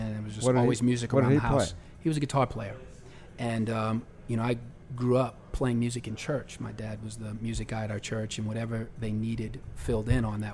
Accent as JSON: {"language": "English", "town": "New Orleans", "region": "Louisiana", "country": "United States", "tie": "born or raised there", "said": "I grew up here in New Orleans"}